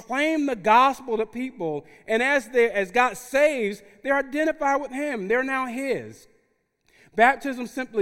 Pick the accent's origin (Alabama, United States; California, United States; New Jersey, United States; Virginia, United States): New Jersey, United States; Newark; moved away as an adult; also born or lived in South Central Los Angeles / Watts, Los Angeles; I grew up in Newark, New Jersey, in the neediest city in the nation at the time